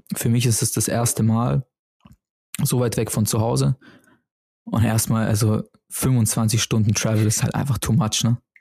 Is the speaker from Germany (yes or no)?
yes; Germany; bei uns in Deutschland